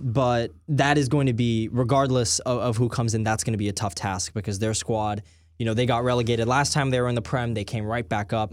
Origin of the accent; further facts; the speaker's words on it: Dallas, Texas, United States; I'm from Dallas. I, I go to F C Dallas games. I live ten minutes from the stadium